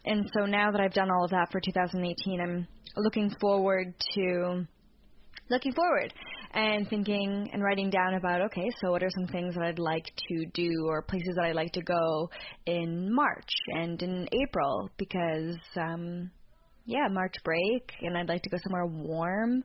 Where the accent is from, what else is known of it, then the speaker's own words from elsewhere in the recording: Canada; we're two Canadian podcasters in Toronto